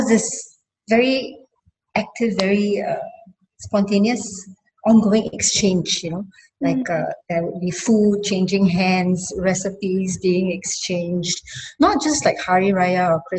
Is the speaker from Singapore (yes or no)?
yes; Singapore; I'm a kampung girl, first off. So I grew up in kampung